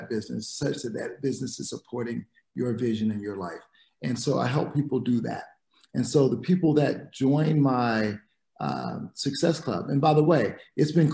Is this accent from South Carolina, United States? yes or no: yes; South Carolina, United States; moved away; also born or lived in Dominican Republic; I grew up in South Carolina